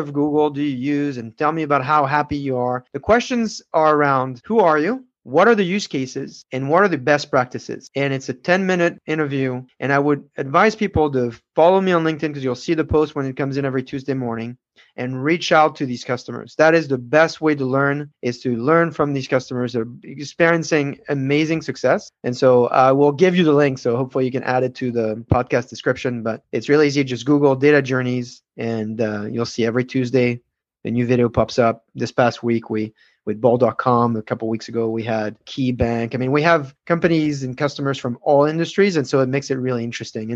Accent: France; I'm from France

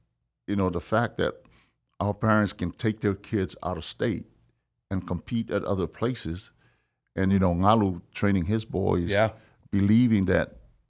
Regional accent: Samoa; now in United States; I think about how I grew up in Samoa, man. You know, when you didn't even get a ball to play with.

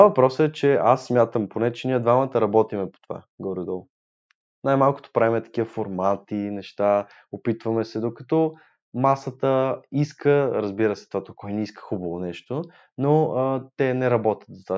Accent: Sofia, Sofia City, Bulgaria; от един квартал сме, разбирате ли? От Иван Вазов сме, Южните махали

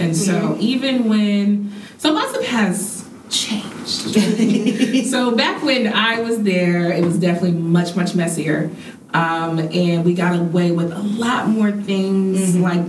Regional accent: Marietta, Georgia, United States; I'm from Marietta.

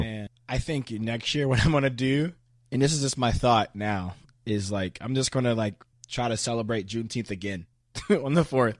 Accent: United States; I'm American

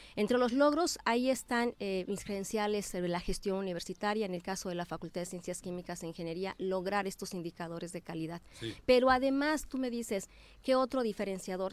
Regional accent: Morelos, Mexico; Yo me he formado ahí, soy una morelense y una venada que se ha formado ahí

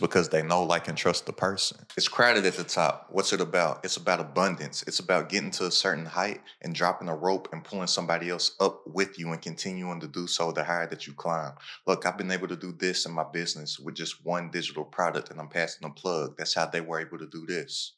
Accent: Lexington, Kentucky, United States; where I'm from, I'm from Lexington, Kentucky

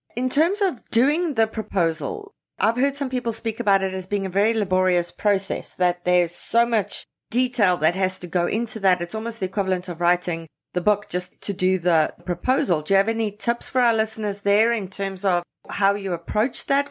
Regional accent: South Africa; now in Toronto, Canada; I was born and raised in South Africa, grew up there

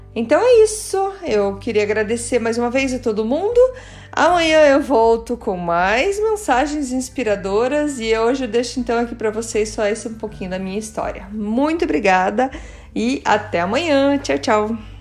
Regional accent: Curitiba, Paraná, Brazil; first language Portuguese; also born or lived in Germany; Eu nasci em Curitiba

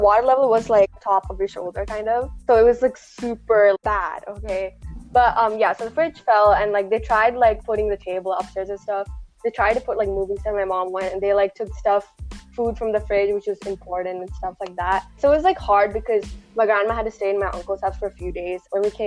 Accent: Malayali, Kerala, India; moved away; We should all be proud to be, you know, Malayali

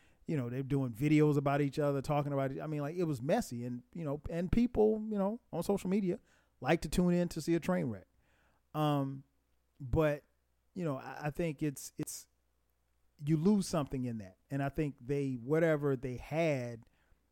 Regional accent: Florence, South Carolina, United States; moved away as an adult; we grew up in Florence, South Carolina. We went to high school together, middle school together, high school together

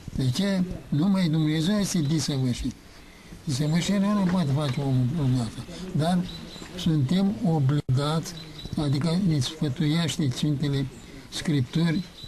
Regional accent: Romania; suntem români

